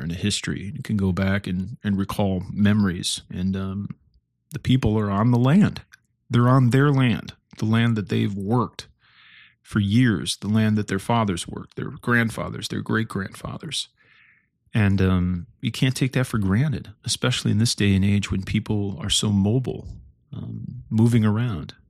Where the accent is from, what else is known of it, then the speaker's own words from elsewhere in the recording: Stillman Valley, Illinois, United States; I grew up in Stillman Valley, Illinois